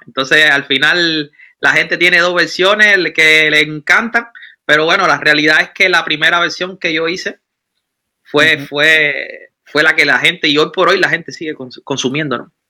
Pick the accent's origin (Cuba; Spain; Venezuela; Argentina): Cuba; now in Germany; vengo de Cuba, estoy en Alemania, pero traigo mi, cultura